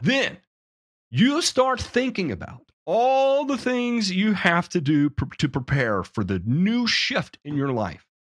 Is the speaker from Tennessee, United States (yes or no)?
yes; Memphis, Tennessee, United States; I'm from Memphis. Uh, I was, I was raised in Memphis